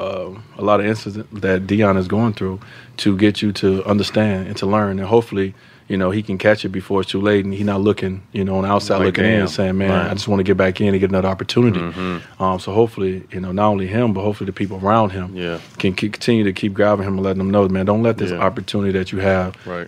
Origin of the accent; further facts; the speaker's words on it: Chicago, Illinois, United States; So that day, that moment when I got my name called for the first time in Chicago, you know, as a Chicagoan, man, that was emotional for me.